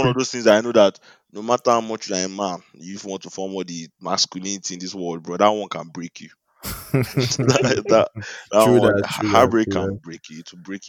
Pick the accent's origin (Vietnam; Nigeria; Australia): Nigeria; as a Nigerian